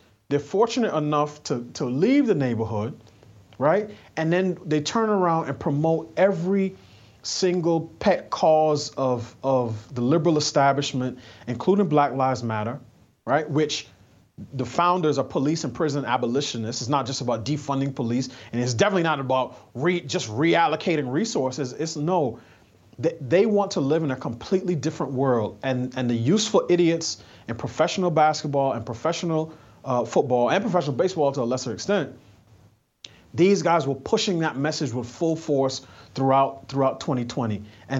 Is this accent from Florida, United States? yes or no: no; New York City, New York, United States; And I grew up in New York City at a time when Giuliani was mayor.